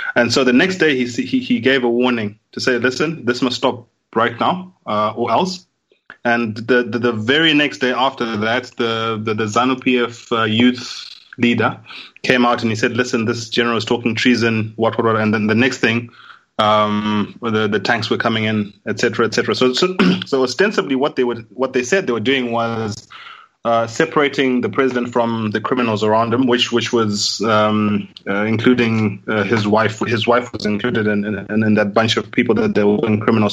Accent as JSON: {"language": "English", "country": "Zimbabwe"}